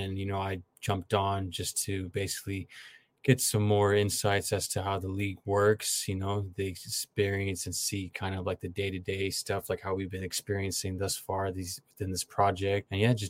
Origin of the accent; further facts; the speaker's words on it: San Jose, California, United States; I'm from San Jose, California.